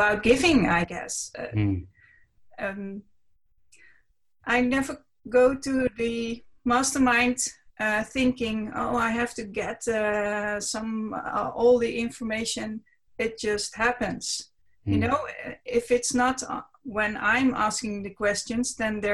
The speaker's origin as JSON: {"language": "English", "country": "Netherlands", "second_language": "English", "said": "I'm from the Netherlands. I live in a city near Amsterdam. The city is called Almere."}